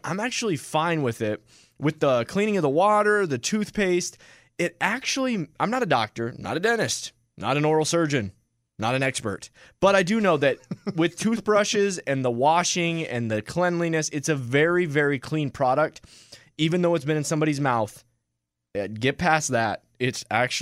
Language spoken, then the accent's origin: English; Michigan, United States; I'm from Michigan